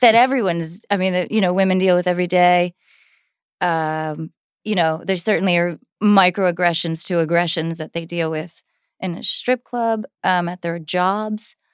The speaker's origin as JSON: {"language": "English", "region": "New Jersey", "country": "United States", "tie": "born or raised there", "said": "I grew up in Jersey"}